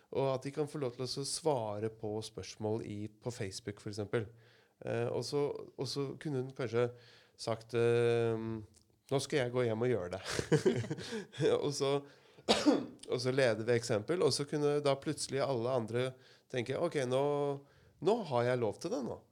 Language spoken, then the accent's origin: Norwegian; Asker, Akershus, Norway; now in Kragerø, Norway; for jeg er jo innflytter. Jeg kommer fra Asker